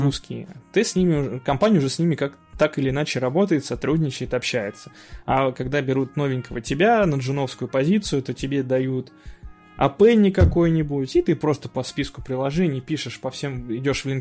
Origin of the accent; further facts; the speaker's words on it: Saint Petersburg, Russia; Я из Санкт-Петербурга